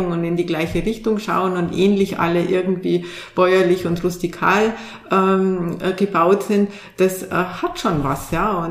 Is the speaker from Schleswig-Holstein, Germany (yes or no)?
no; Bavaria, Germany; Also ich komme selber aus Bayern und ähm, da bewahrt man sehr denn die Trachtenvereine zum Beispiel und die Tracht, die ja eine ganz alte Tradition hat